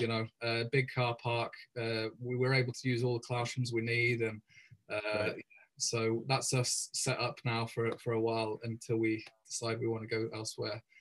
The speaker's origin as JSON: {"language": "English", "region": "England", "country": "United Kingdom", "also_born_or_lived": "Cardiff / Caerphilly", "moved": "as an adult", "lives_now": "Wales, United Kingdom", "said": "I'm English myself"}